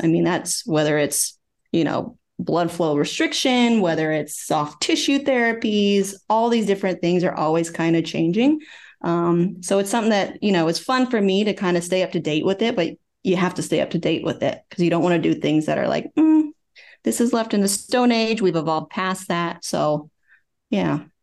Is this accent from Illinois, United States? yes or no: no; Oklahoma, United States; moved away as an adult; also born or lived in Virginia; I'm originally from Oklahoma, so I worked in Oklahoma City